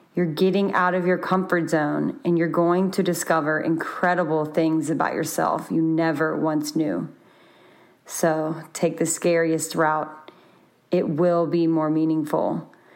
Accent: Baton Rouge, Louisiana, United States; moved away as an adult; currently in my hometown, Baton Rouge, for the holidays

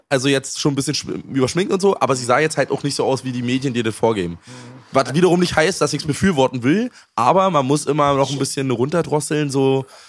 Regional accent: Germany; Ich bin noch in der DDR geboren.

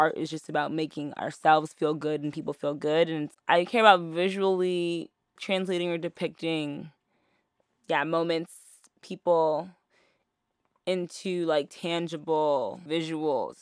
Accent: New York City, New York, United States; born and raised in Harlem

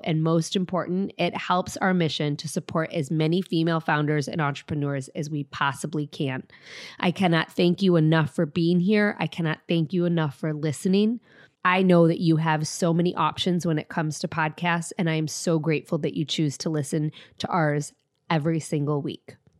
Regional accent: Detroit, Michigan, United States; my hometown of Detroit

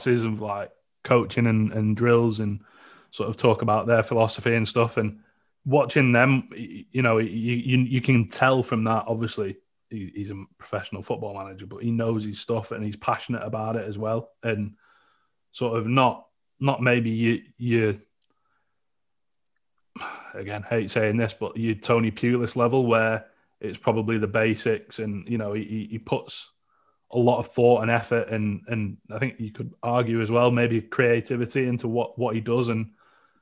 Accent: Longton, North West England, United Kingdom; where I grew up in Longton

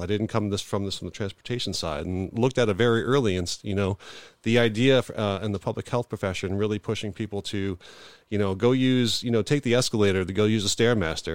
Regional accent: New York, United States; now in Buffalo, United States; I'm originally from New York

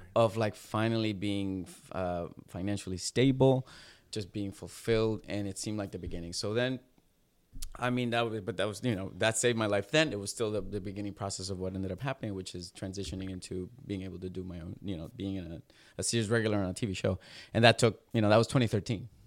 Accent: Puerto Rico; moved away as an adult; I'm from Puerto Rico, born and raised

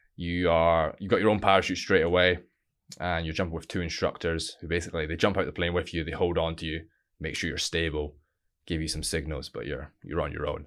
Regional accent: Stonehaven, Scotland, United Kingdom; originally I'm from a little town called Stonehaven, northeast of Scotland

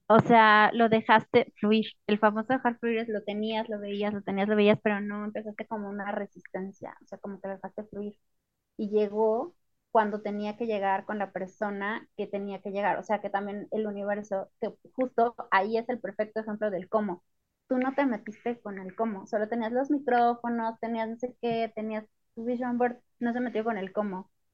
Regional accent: Mexico; para los que somos mexicanos

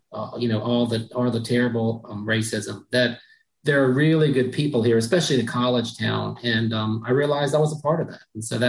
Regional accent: the South, United States; this book kind of made me realize that I am a Southerner and that there are things I love about the South that I hadn't realized before.

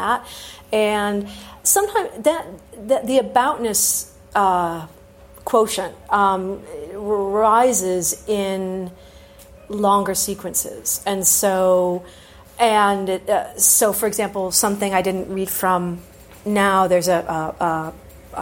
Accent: United States; also born or lived in Oxford, England; since I was a student at Oxford, where being American

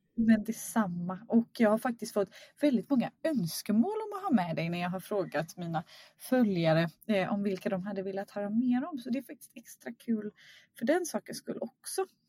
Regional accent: Skärhamn, Västra Götaland, Sweden; now in Stockholm, Sweden; jag är uppvuxen i Skärhamn

